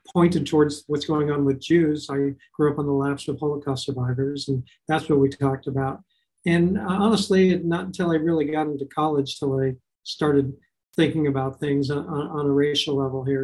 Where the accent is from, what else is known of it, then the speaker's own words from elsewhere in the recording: Los Angeles, California, United States; I grew up in North Hollywood, California